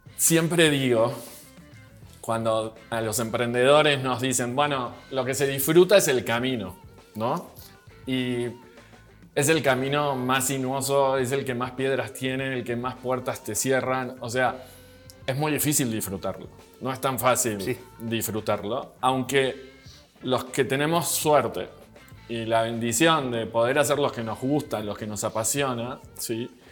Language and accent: Spanish; Argentina; now in Mexico; soy argentino, Vivo en México hace 21 años.